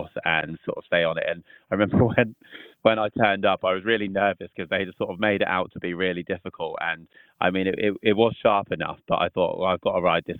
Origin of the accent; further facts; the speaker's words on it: Southampton, South East England, United Kingdom; we're all from Southampton